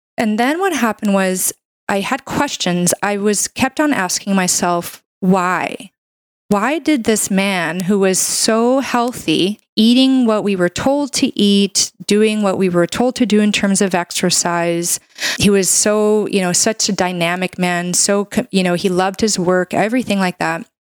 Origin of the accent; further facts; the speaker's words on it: Canada; I'm a Canadian medical doctor